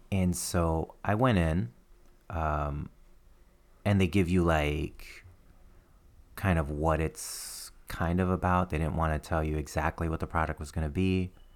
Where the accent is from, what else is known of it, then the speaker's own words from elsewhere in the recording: Nashville, Tennessee, United States; also born or lived in Trenton, New Jersey; I, grew up in Nashville, Tennessee